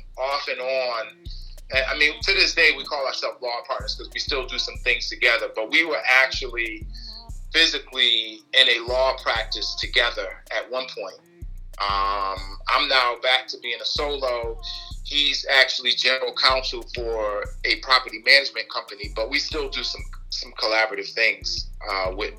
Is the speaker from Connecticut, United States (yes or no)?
yes; Bloomfield, Connecticut, United States; I grew up in Bloomfield.